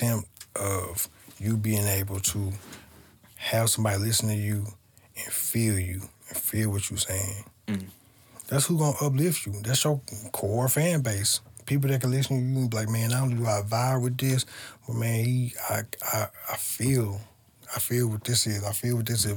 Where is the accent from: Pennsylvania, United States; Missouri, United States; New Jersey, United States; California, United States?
Missouri, United States; St. Louis; I grew up on the North Side, too, right down the street from Matthew Dickey's